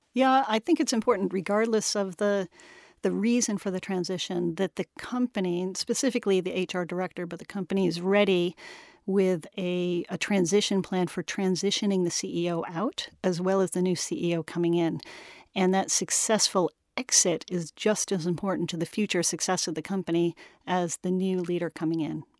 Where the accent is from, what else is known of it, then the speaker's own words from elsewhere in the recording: United States; moved away as an adult; also born or lived in Washington, D.C.; now in London, United Kingdom; I'm an American